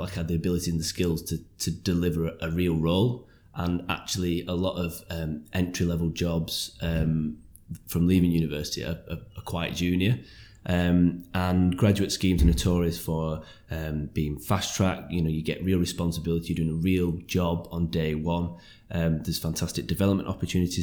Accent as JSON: {"language": "English", "area": "Lancashire", "region": "North West England", "country": "United Kingdom", "also_born_or_lived": "West Yorkshire", "said": "I'm from Lancashire originally, and I studied in West Yorkshire."}